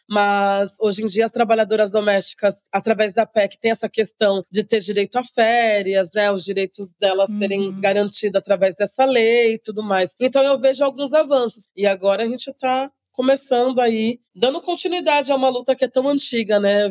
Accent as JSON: {"language": "Portuguese", "town": "Santos", "region": "São Paulo", "country": "Brazil", "tie": "born or raised there", "said": "eu nasci em Santos, né, lá no litoral de São Paulo. Morei quase que é boa parte da minha vida lá"}